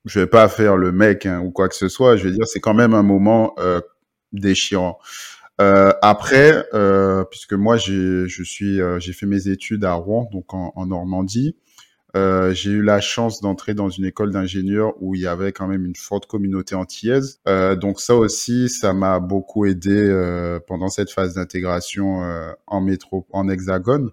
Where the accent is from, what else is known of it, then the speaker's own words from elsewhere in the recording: La Trinité, Martinique; moved away; also born or lived in Benin; je suis né ben, à Trinité, donc à Tartane. j'ai passé mon enfance là-bas, j'ai grandi là-bas